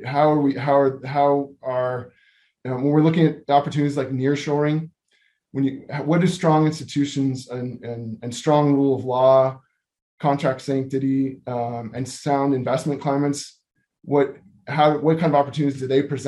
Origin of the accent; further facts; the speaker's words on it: San Diego, California, United States; I'm a San Diegan